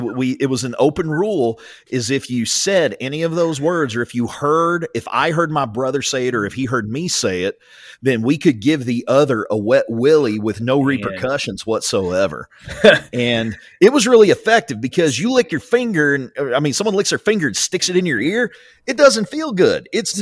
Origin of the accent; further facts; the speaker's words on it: Southern Oklahoma, United States; being homeschooled, she didn't want us to be perceived as uneducated hillbillies growing up in Southern Oklahoma.